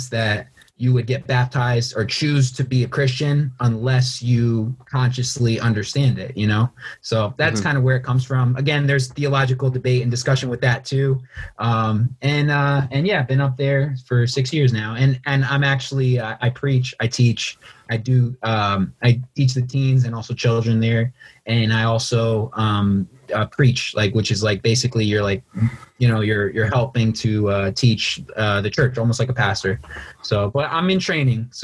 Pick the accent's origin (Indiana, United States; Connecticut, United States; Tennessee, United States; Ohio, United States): Connecticut, United States; Norwalk; I'm from Norwalk.